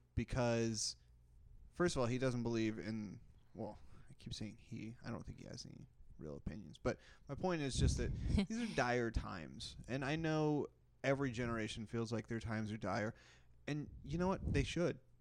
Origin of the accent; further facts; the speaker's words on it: Texas, United States; also born or lived in Kentucky; I grew up in Texas